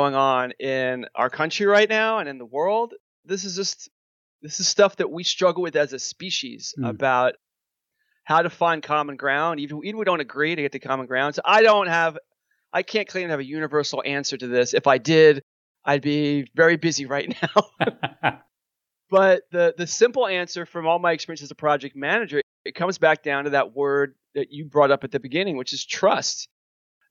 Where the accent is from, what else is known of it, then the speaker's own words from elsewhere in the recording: New York, United States; I'm a New Yorker